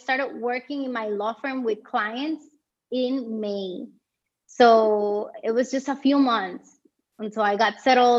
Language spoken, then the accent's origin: English; Puerto Rico; moved away as an adult; now in Germany; I was from Puerto Rico, which is a territory of the United States